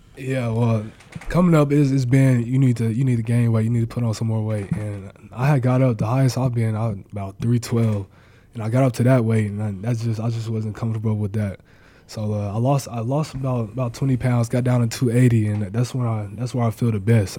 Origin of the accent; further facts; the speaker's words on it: Mustang, Oklahoma, United States; moved away; also born or lived in Nebraska; here in my home state